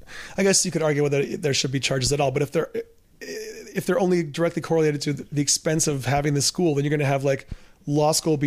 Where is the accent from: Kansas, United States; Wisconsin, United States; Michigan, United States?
Michigan, United States; Ann Arbor; in my hometown, the population of Ann Arbor sells out. The city itself has 100,000 people.